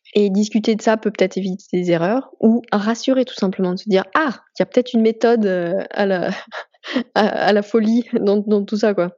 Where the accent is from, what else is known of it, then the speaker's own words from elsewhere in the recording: France; on est français